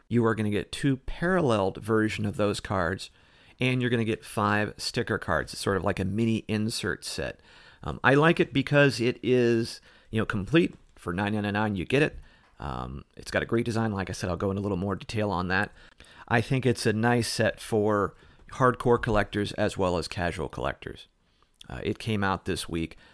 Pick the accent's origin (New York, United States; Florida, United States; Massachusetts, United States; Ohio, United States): Ohio, United States; moved away; being from Ohio and I grew up, you know, not too far south from you